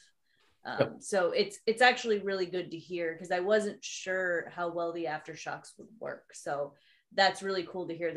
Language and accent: English; 30 minutes west of South Bend, northern Indiana, United States; Indiana, northern Indiana.